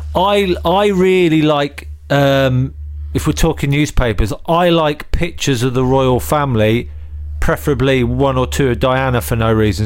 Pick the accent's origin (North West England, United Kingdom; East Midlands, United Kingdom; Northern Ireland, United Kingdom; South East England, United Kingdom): East Midlands, United Kingdom; Northampton; I grew up in Northampton, so I supported Northampton